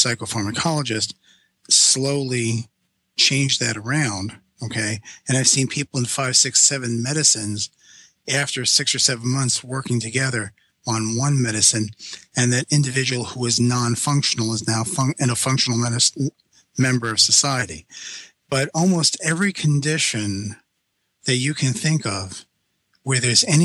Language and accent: English; New York City, New York, United States; I'm Sicilian from Brooklyn